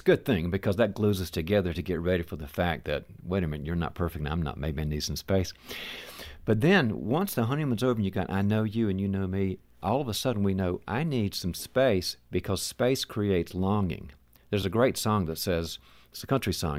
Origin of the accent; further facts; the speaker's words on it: the South, United States; moved away; I'm originally from the South